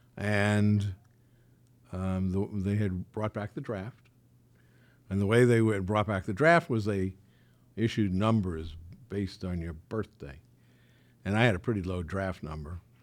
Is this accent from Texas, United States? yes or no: no; New York City, New York, United States; moved away as an adult; also born or lived in Valley Stream, Long Island; now in Beverly Hills, United States; I grew up in Forest Hills.